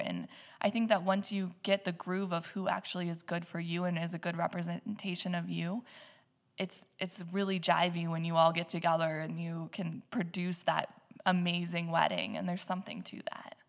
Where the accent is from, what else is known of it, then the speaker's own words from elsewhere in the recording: Nebraska, United States; now in Black Hills, South Dakota, United States; I am originally from Shatter, Nebraska, but the hills have always been a part of my life